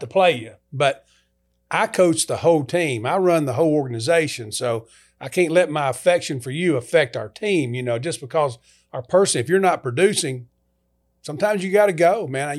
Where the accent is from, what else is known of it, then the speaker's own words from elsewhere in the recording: Kentucky, United States; moved away; also born or lived in LaGrange, Georgia; go to the University of Kentucky, coach in S E C, my home state.